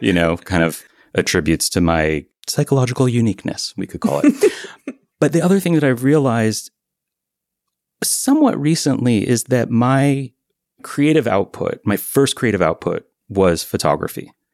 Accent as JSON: {"language": "English", "town": "Miami", "region": "Florida", "country": "United States", "tie": "born or raised there", "also_born_or_lived": "Vermont", "moved": "yes", "lives_now": "Beacon, United States", "said": "until I was eight years old, I spent half the year in Vermont and half the year in Miami. And then when I was eight, they married each other again. And we lived in Miami"}